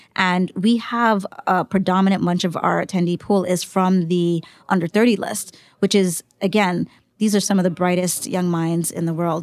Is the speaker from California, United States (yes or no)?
no; New York City, New York, United States; I grew up in the Bronx